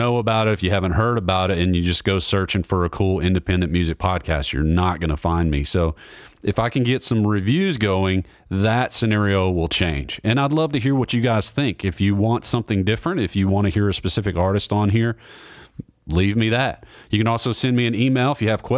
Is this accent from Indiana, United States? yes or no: no; Nashville, Tennessee, United States; Growing up in Nashville